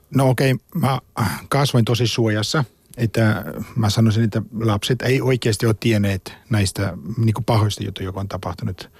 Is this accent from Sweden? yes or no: no; South Africa; born or raised there; Finnish is a second language; moved away as an adult; now in Finland